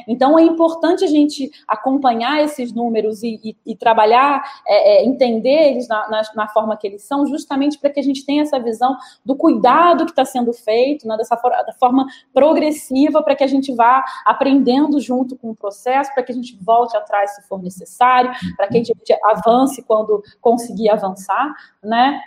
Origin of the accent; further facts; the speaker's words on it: Brazil; como brasileiro